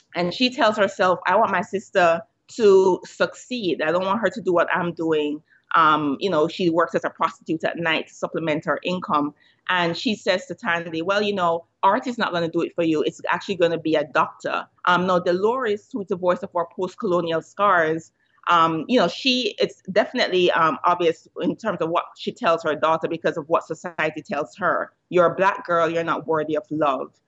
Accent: Jamaica; moved away as an adult; growing up in Jamaica

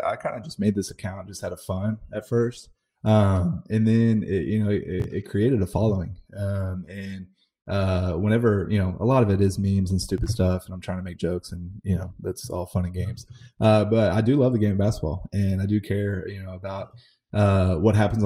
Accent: Dallas, Texas, United States; now in Houston, United States; Growing up in the Dallas area

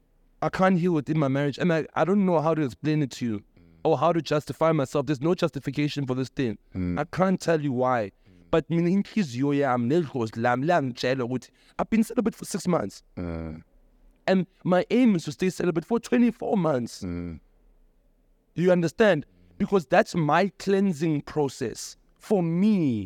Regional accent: Logan Jerez, South Africa; And for me as umchita, growing up in Logan Jerez, it's hard to be supported by a woman.

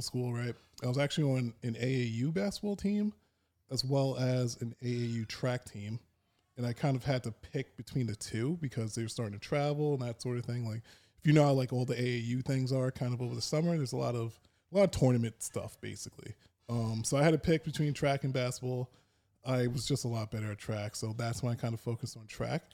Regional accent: Dix Hills, New York, United States; where I was in Long Island, I grew up in Dix Hills

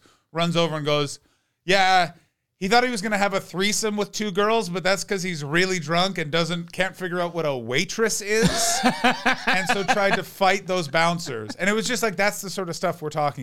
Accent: Ottawa, Ontario, Canada; moved away; I'm from Ottawa. I'm from the capital

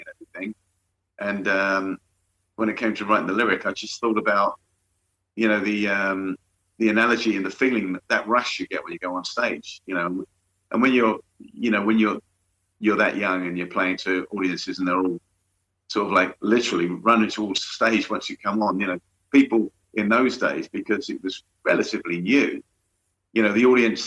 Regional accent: London, United Kingdom; I'm from London, that area of London

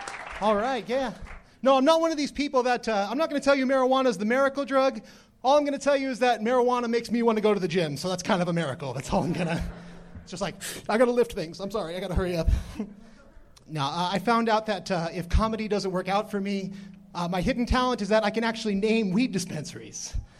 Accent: California, United States; Orange County.

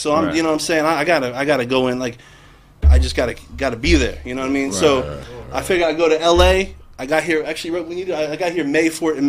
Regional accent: New Jersey, United States; I'm from North Jersey.

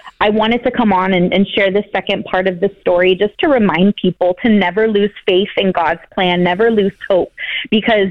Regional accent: San Jose, California, United States; moved away as an adult; now in Austin, United States; we're from the Bay Area. We're from San Jose, California, but moved out to Austin about 7 years ago.

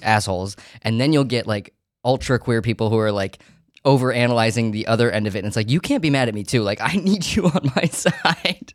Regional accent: Savannah, Georgia, United States; also born or lived in Syracuse, New York; now in New York City, United States; I was born in Syracuse, New York, but I grew up in Savannah, Georgia, and we moved there

